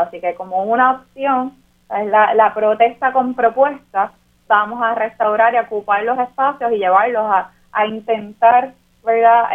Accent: Puerto Rico; nos pensamos como puertorriqueñas y puertorriqueños

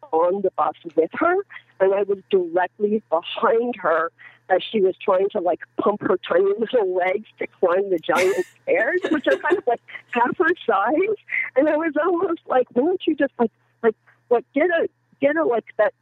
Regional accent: United States; I am an American

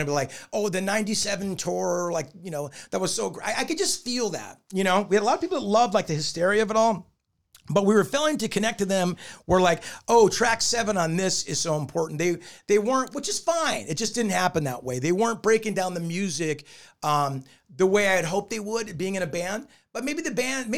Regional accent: Newport Beach, California, United States; I grew up in Newport Beach and that was very important to me.

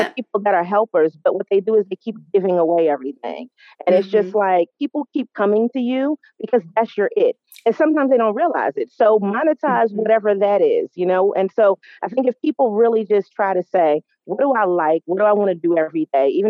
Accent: New York, United States; now in North Carolina, United States; I'm based in North Carolina. I am from New York

